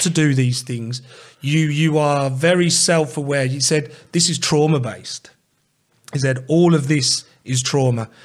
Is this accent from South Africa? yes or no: no; England, United Kingdom; as English people